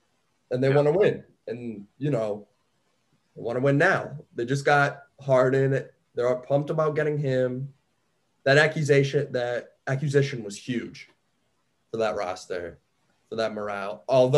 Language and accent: English; Indiana, United States; moved away; So as a kid, I was raised in Indiana for 10 years. I'm from there.